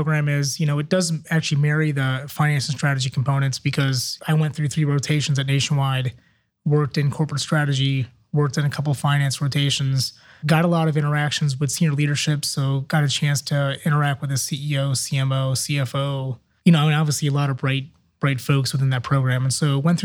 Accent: Akron, Ohio, United States; moved away as an adult; also born or lived in Kent, Ohio / Cleveland, Ohio; now in Columbus, United States; I'm in Ohio born and raised, born in Akron, Ohio.

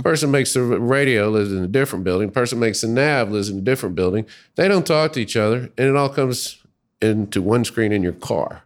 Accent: Little Rock, Arkansas, United States; moved away as an adult; now in Dayton, United States; I grew up in Little Rock, Arkansas, and moved to Ohio to go to graduate school

